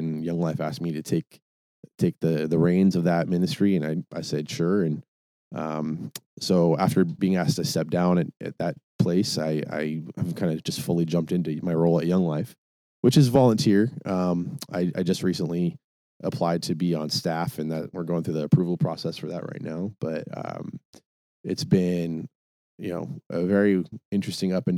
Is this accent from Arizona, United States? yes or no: no; Tacoma, Washington, United States; moved away as an adult; also born or lived in Eugene, Oregon; I was born and raised in Tacoma, Washington. And at 18 had an opportunity to, go to college in Eugene, Oregon